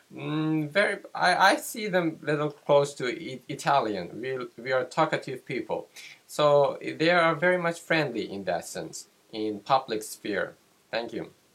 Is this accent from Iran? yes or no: yes; Tehran, Tehran Province, Iran; I'm … from Iran